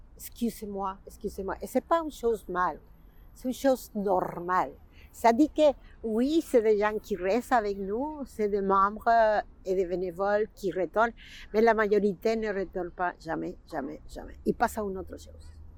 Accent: Mexico; French is a second language; moved away as an adult; now in Montreal, Canada; Je suis mexicaine, c'est sûr, mais québécoise.

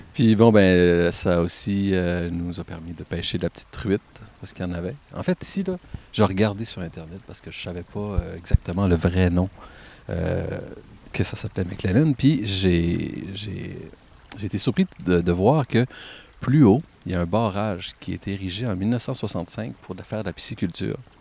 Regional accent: Caplan, Quebec, Canada; Je viens de Caplan. J'ai grandi dans une maison à peu près à 300-400 mètres d'ici

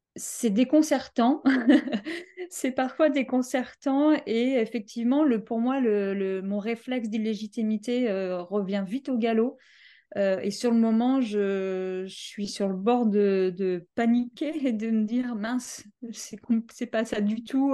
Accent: Paris, Île-de-France, France; je viens de Paris. Euh, je suis euh, française, donc de Paris.

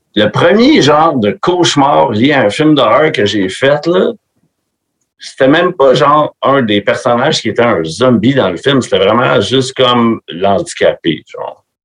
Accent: Quebec, Canada; accent: Québécois; also born or lived in Florida; mon accent québécois

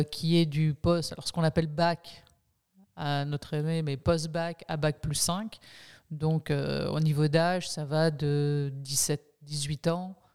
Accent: Quebec City, Quebec, Canada; born there; même si j'ai pas l'accent québécois, je suis née à, à Québec, donc j'ai la double nationalité. Je suis française et franco-québécoise, canadienne, donc québécoise.

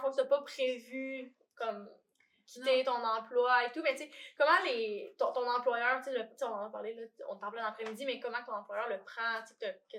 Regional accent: Alma, Quebec, Canada; moved away as an adult; now in Montreal, Canada; je viens d'Alma.

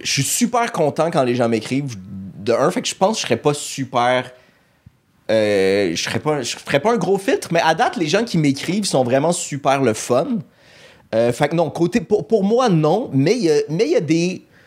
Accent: Montreal, Quebec, Canada; also born or lived in Laval; j'ai grandi, j'ai vécu tout le temps à Montréal

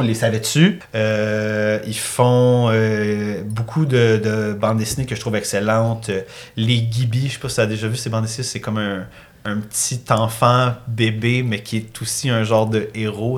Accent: Granby, Quebec, Canada; je viens de Grimby

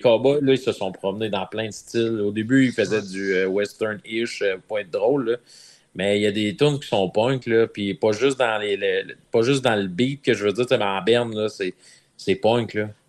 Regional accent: Ville-Marie, Quebec, Canada; je viens de Ville-Marie

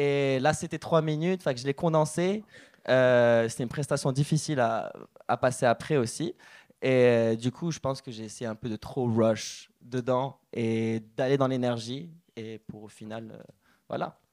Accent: Morocco; moved away; je suis originaire du Maroc

